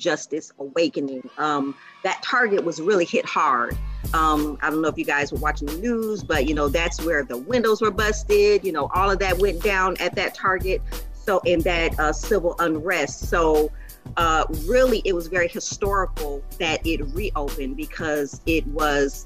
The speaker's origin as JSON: {"language": "English", "town": "Minneapolis", "region": "Minnesota", "country": "United States", "tie": "born or raised there", "moved": "yes", "said": "I love my hometown. I miss Minneapolis."}